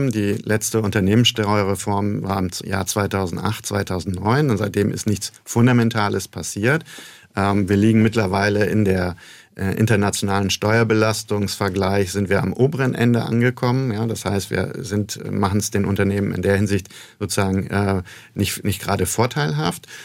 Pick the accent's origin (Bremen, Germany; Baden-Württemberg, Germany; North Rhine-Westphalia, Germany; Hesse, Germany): Bremen, Germany; moved away as an adult; also born or lived in United States; now in Mannheim, Germany; Norddeutschland, ich komme ursprünglich aus Bremen. Ähm, aber wie es gute Bremer Tradition ist, geht man in die Welt hinaus.